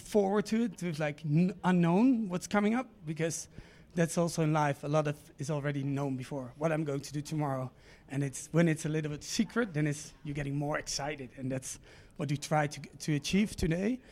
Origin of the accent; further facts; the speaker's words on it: Amsterdam, North Holland, Netherlands; I'm from Amsterdam